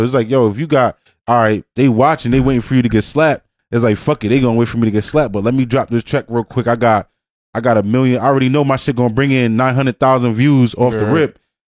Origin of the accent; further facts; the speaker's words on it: Jamaica; I'm Jamaican, bro.